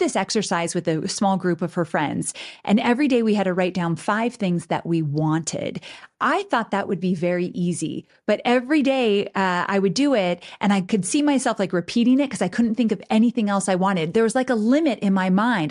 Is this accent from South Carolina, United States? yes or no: no; Southern California, United States; moved away as an adult; now in Nashville, United States; I was born and raised in Southern California